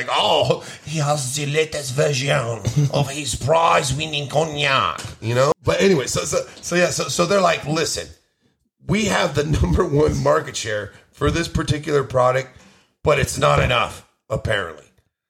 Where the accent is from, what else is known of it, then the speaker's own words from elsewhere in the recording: Queens, New York, United States; No, I'm from Jamaica, Queens.